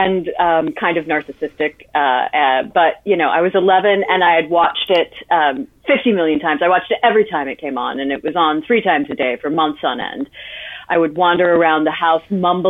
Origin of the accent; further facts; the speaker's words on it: Midwest, United States; I grew up in the Midwest